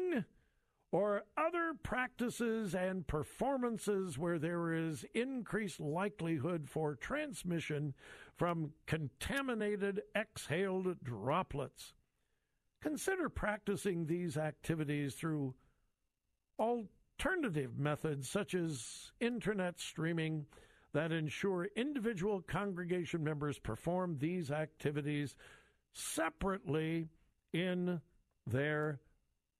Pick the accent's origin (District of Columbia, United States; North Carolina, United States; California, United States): California, United States; Southern; moved away as an adult; now in Central Ohio, United States; I was born and raised in Southern California. I've been gone for a long, long time. My wife and I have lived here in the Central Ohio area for, I think it's now 43 years